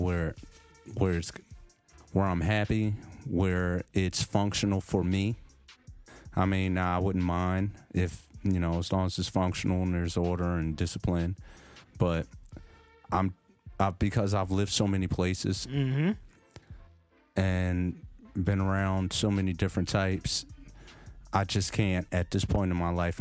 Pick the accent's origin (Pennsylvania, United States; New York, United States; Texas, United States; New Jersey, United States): Pennsylvania, United States; Philadelphia; growing up in Philly